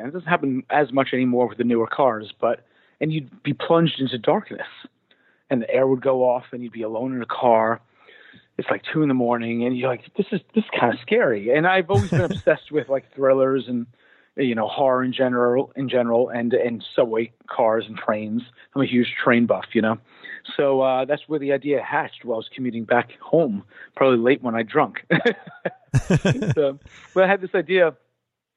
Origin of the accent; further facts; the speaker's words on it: New York City, New York, United States; also born or lived in Brooklyn, New York; the guys and I grew up in Staten Island. And as a Staten Islander, a native Staten Islander